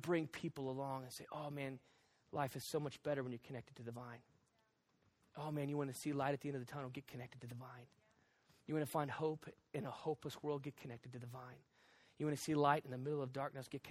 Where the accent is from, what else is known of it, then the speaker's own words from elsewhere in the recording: the South, United States; I'm from the South